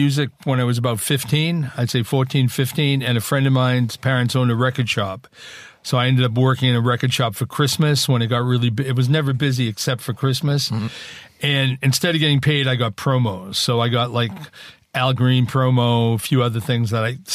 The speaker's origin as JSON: {"language": "English", "town": "Boston", "region": "Massachusetts", "country": "United States", "also_born_or_lived": "New York", "moved": "as an adult", "said": "I'm from Boston"}